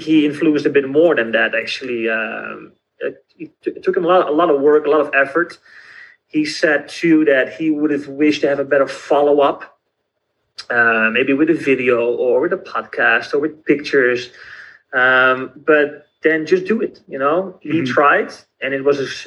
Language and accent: English; Netherlands; I'm from the Netherlands, so I have a very different background